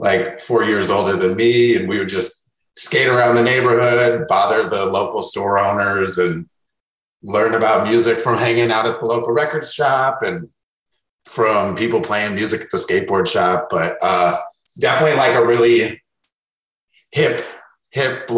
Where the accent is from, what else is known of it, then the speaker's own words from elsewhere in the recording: Chicago, Illinois, United States; I grew up in Wicker Park, super centralized north side neighborhood of Chicago